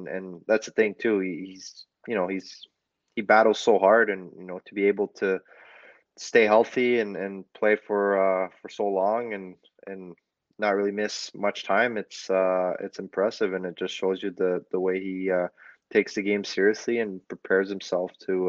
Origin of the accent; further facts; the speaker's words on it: Quebec, Canada; also born or lived in New Brunswick; It's different than you know, where I'm from Quebec and New Brunswick, I guess.